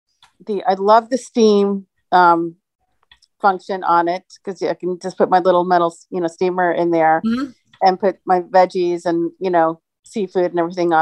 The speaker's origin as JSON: {"language": "English", "region": "New Jersey", "country": "United States", "moved": "yes", "lives_now": "Phoenix, United States", "said": "I'm in Phoenix. I'm originally from New Jersey"}